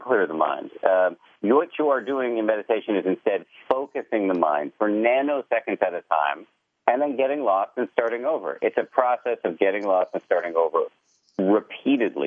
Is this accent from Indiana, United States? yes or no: no; Massachusetts, United States; I was raised in the People's Republic of Massachusetts